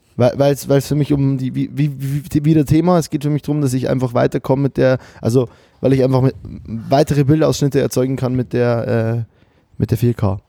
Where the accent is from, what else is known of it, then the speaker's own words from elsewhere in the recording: Germany; bei uns in Deutschland